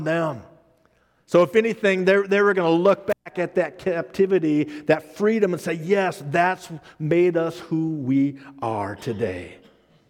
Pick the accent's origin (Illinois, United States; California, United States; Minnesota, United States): Minnesota, United States; when I was growing up in Minnesota